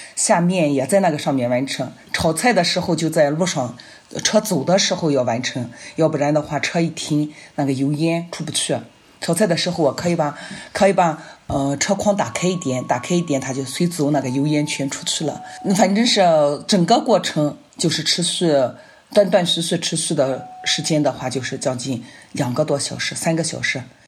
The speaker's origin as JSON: {"language": "Chinese", "region": "Northwest China", "country": "China", "said": "我们西北人就是，不是很喜欢吃面嘛"}